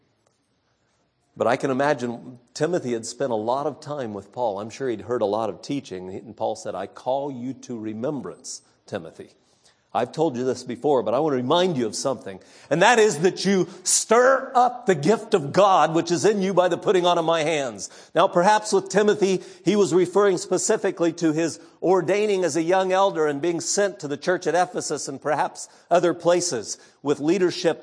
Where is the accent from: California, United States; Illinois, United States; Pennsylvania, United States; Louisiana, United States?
California, United States; When I was a boy growing up in California